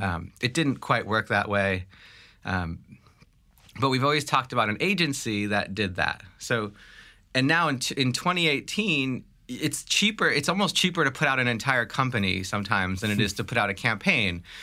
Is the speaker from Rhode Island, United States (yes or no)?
no; Long Island, New York, United States; also born or lived in Staten Island / Brooklyn; I grew up, uh, from Brooklyn, from Staten Island to Brooklyn to Long Island.